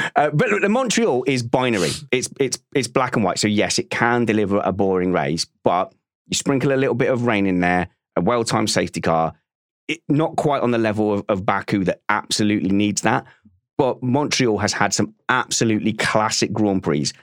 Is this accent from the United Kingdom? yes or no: yes; United Kingdom; as a Brit